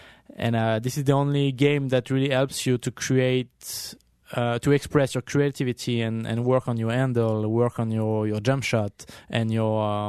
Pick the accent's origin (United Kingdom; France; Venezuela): France; now in New York City, United States; me growing up in France, we had like the same playground on every corner of our neighborhood. And coming to New York City as a photographer